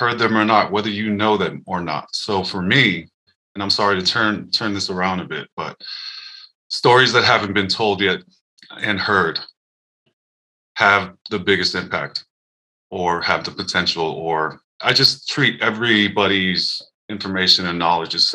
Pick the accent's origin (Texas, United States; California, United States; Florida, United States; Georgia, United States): California, United States; Daly City; now in Seattle, United States; I grew up in Daly City, California, which is like a smaller town in South San Francisco